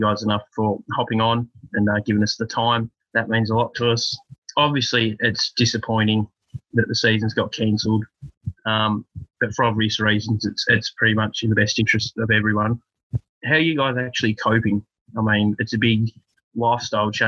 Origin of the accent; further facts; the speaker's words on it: Australia; I'm Australian and they say our English isn't that good either